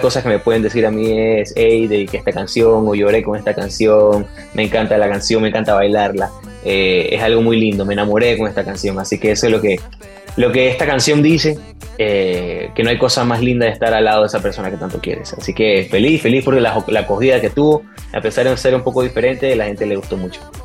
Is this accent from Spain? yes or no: no; Ecuador; moved away as an adult; now in Miami, United States; en mi país, en Ecuador